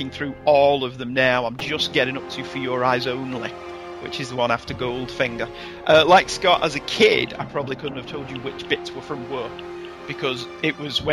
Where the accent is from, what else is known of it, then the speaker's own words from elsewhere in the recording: England, United Kingdom; Growing up in England in the 70s and 80s